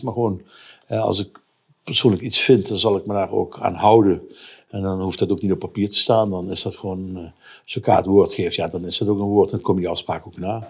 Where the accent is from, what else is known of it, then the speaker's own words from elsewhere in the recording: Voerendaal, Limburg, Netherlands; accent: Limburg; moved away; also born or lived in Rotterdam; Uit Voerendaal. Dat is eh, Zuid-Limburg tussen Heel en Maastricht.